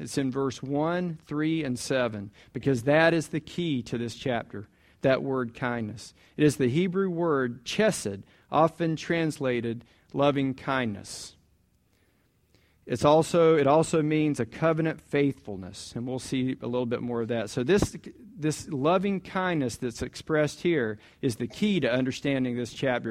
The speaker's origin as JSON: {"language": "English", "town": "Jacksonville", "region": "Florida", "country": "United States", "tie": "born or raised there", "said": "I grew up in Jacksonville, um, Orange Park"}